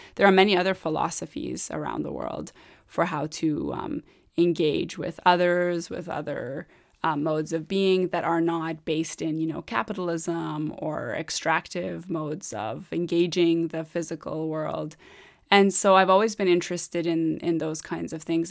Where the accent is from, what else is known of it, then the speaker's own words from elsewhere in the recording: Sari, Mazandaran, Iran; moved away; I was born in Sari